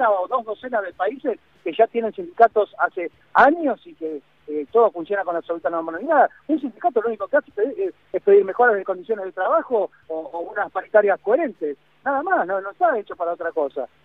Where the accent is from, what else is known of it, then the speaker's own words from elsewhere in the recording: Argentina; nosotros el derecho lo tenemos porque somos ciudadanos de la República Argentina